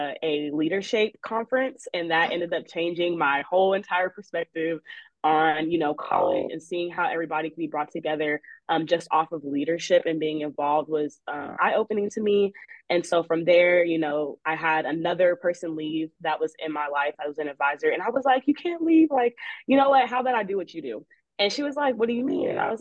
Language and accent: English; Austin, Texas, United States; I'm from Austin